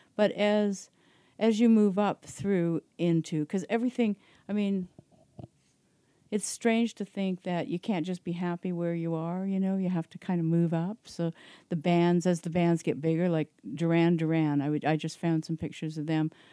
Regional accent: Belleville, Ontario, Canada; also born or lived in Toronto; I grew up in Belleville

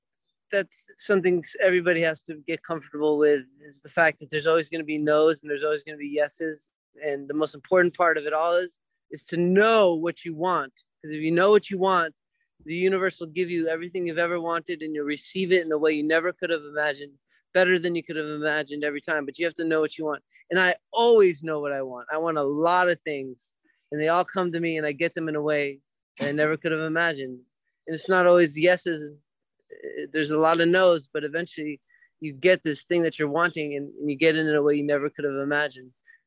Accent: Florida, United States; Yes, I'm originally actually from South Florida. I have 9 brothers and sisters. We grew up in a camper traveling across America.

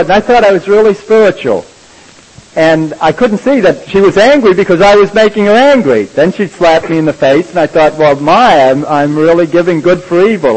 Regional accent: New York, United States; We're from New York

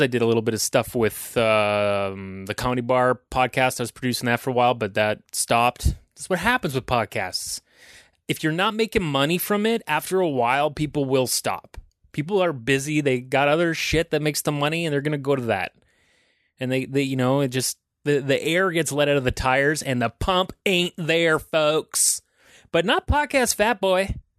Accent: Aurora, Ontario, Canada; I grew up in Aurora

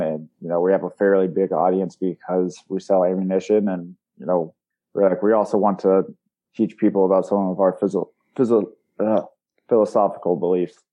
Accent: Springfield, Missouri, United States; I'm from Springfield, Missouri. Born and raised there

